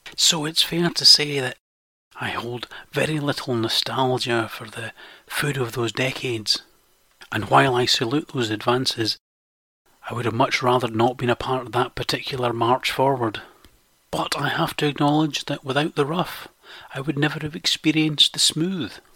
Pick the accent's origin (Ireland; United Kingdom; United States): United Kingdom; Scotland; I am Scottish